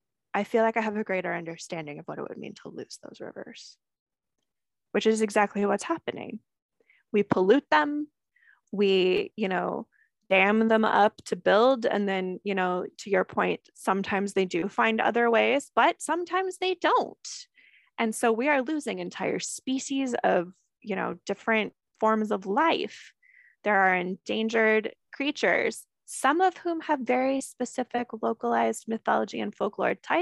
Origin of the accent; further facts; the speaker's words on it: San Andreas fault line, California, United States; I grew up on the San Andreas fault line. So I've been told my entire life that the place I live is just going to slide off into the water at some point